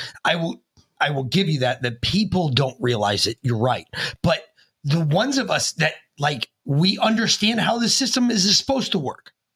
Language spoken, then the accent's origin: English; United States; as an American